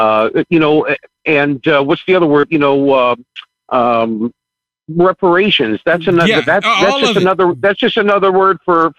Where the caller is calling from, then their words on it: Fort Lauderdale, Florida, United States; Hi, … from Fort Lauderdale, Florida.